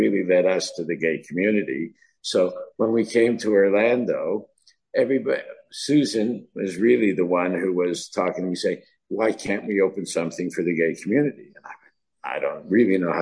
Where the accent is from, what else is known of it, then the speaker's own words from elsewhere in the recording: Canada; moved away; we're from Canada